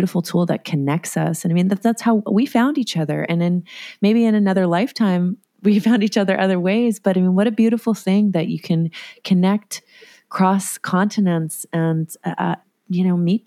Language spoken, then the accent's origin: English; New Jersey, United States; I was born in New Jersey, and I currently live in Asbury Park, New Jersey